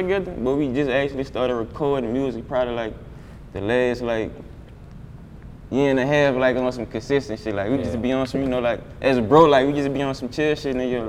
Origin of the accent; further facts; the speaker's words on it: New Orleans, Louisiana, United States; also born or lived in Texas; now in Baton Rouge, United States; I'm from New Orleans.